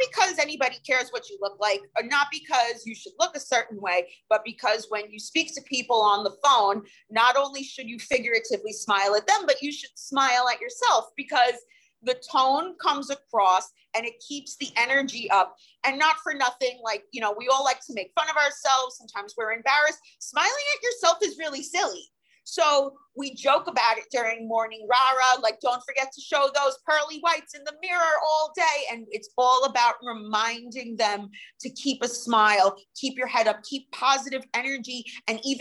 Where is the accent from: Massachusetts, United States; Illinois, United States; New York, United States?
New York, United States; Long Island; also born or lived in New Jersey; I'm from Long Island. I'm originally a Jersey girl, but Long Island since 1994